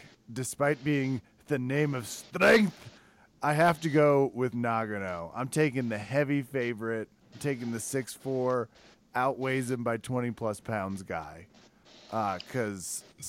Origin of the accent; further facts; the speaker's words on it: Kansas, United States; I'm from Kansas inside the United States, not known for our swift intellect.